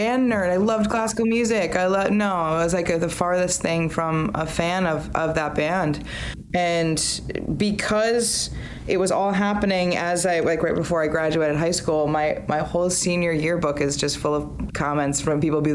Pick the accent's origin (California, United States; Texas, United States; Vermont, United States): Vermont, United States; I was born and raised in Vermont, which is a very, very small state